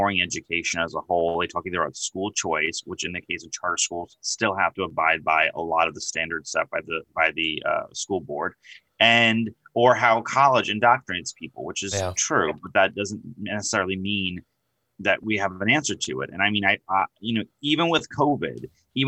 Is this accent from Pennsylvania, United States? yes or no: no; New York, United States; accent: New York; I'm from New York. If you couldn't tell by my accent